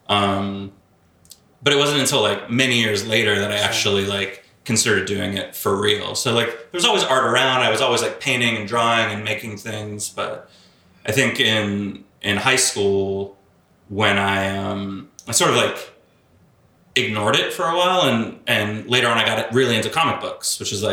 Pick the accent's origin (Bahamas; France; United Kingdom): Bahamas; born there; also born or lived in Australia; they met in the Bahamas, and uh, I was born in the Bahamas, and so we bounced around a little bit, um, moved back to Australia